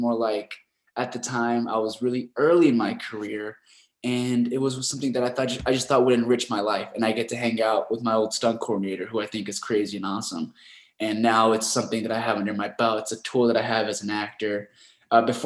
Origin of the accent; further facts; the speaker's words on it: Rancho Cucamonga, California, United States; also born or lived in Los Angeles; I was born in downtown LA, but my folks moved us out to Rancho Cucamonga. It's in the outskirts of Los Angeles. It's a very suburban neighborhood. We're like out in the desert, and that's where I grew up